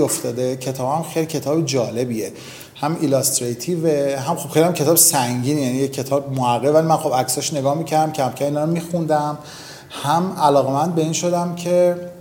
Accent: Iran; اوایل بچگیمون با دوران جنگ تو ایران

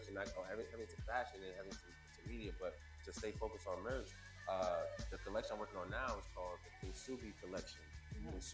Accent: New Jersey, United States; I'm from Jersey, so you know, it's always a Jersey homies, always.

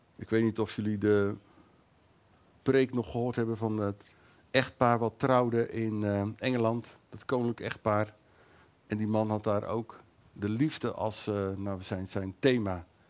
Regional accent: Netherlands; wij als Nederlanders

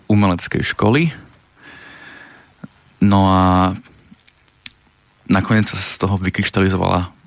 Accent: Nové Zámky, Nitra Region, Slovakia; u nás v Nových zámkoch.

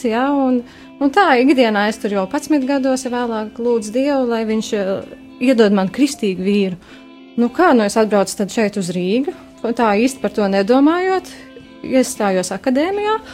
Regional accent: Liepāja, Kurzeme, Latvia; now in Riga, Latvia; Orģināli mēs nākam no Liepājas.

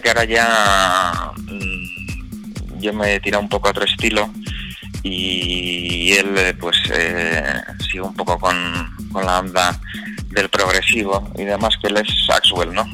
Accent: Vitoria-Gasteiz, Basque Country, Spain; yo soy de Vitoria

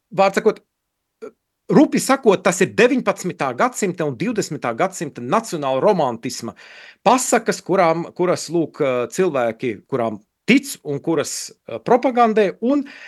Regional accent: Latvia; moved away; es esmu latvietis un dzimis Latvijā un audzis Latvijā

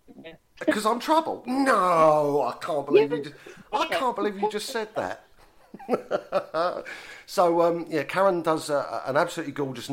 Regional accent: London, United Kingdom; accent: Cockney; I'm a Cockney and I. Don't say house like the posh people, darlings.

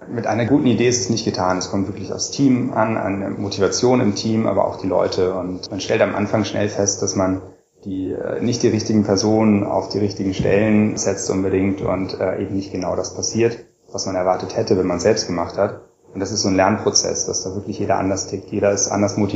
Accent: Göttingen, Lower Saxony, Germany; born there; Genau, ich wurde 1981 äh, geboren in Göttingen.

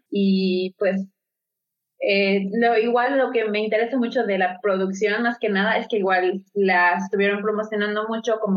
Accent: Mexico; yo por lo menos como eh, mexicana

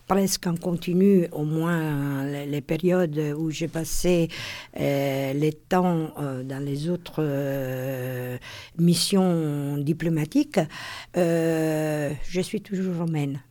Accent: Rome, Lazio, Italy; French is a second language; moved away as an adult; now in Paris, France; je suis de Rome

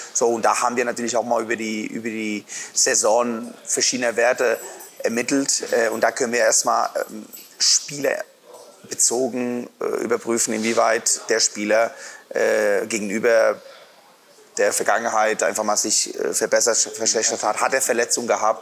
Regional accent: Santander, Cantabria, Spain; now in Erlangen, Germany; an der Nordküste in Santander

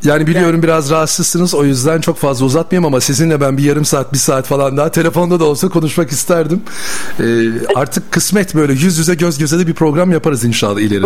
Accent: Bursa, Turkey; Bir Bursalı olarak ben ne zaman İstanbul'a gelsem koşa koşa geri geliyorum Bursa'ya

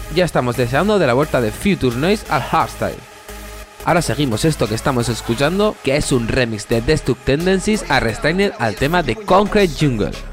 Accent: Alicante province, Valencian Community, Spain; mi pueblo, en Vigasto, Alicante

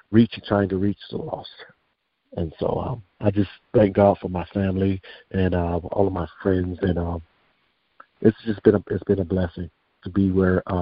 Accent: Daytona Beach, Florida, United States; I am from Daytona Beach, Florida.

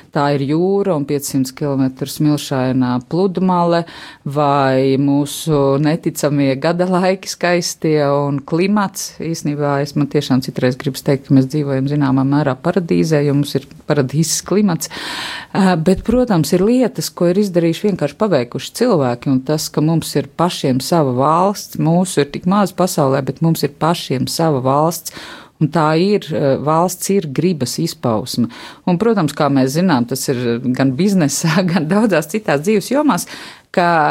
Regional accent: Latvia; ne tikai nekaunēties, ka mēs nākam no Latvijas, bet lepoties ar to, ka mēs nākam no Latvijas

